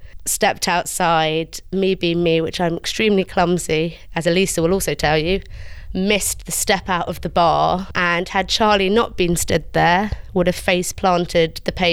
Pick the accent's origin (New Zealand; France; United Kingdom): United Kingdom; London; also born or lived in Bogota, Colombia; I was born in Colombia, in Bogota, and then was adopted by a white British family when I was 9 months old and brought back over here, and I grew up in Northwest London